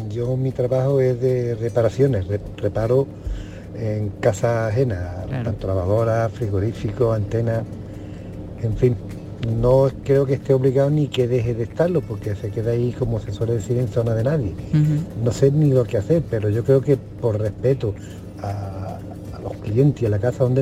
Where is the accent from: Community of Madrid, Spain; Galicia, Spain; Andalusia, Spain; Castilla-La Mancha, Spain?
Andalusia, Spain; Málaga; de Málaga.